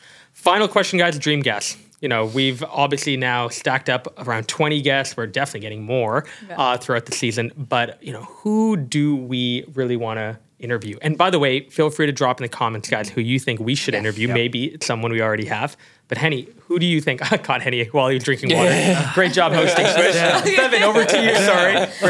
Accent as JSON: {"language": "English", "country": "Canada", "said": "I'm Canadian."}